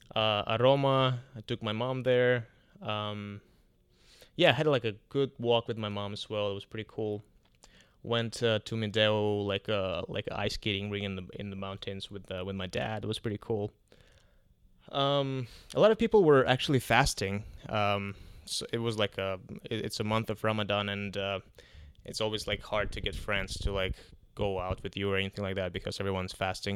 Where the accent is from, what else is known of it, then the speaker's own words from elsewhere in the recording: Kazakhstan; now in Toronto, Canada; I went to, uh, to Kazakhstan, to my home country.